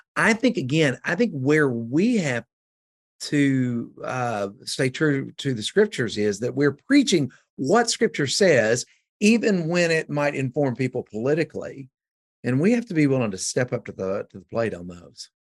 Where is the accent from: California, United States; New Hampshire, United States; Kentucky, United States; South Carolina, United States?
Kentucky, United States; West; now in Georgetown, United States; I come from West Kentucky